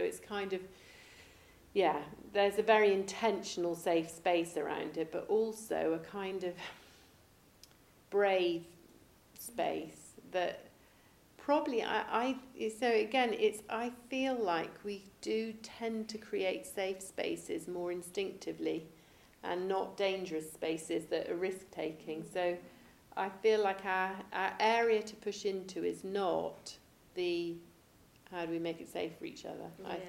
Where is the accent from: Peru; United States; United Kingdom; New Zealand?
United Kingdom; England; And they would never say it because we're very English and we don't want to.